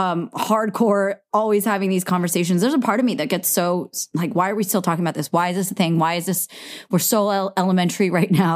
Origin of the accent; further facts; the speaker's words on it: the Bay Area, California, United States; we're from the Bay, too